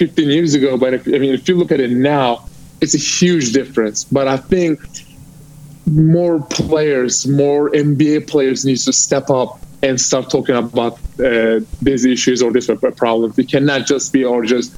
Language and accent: English; Turkey; now in United States; I'm from Turkey.